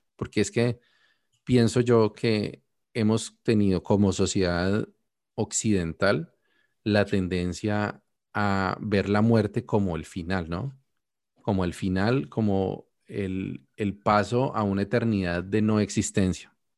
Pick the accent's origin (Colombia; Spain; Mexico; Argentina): Colombia; now in Canada; yo ya no vivo en Colombia es como yo morí en Colombia y nací en Canadá.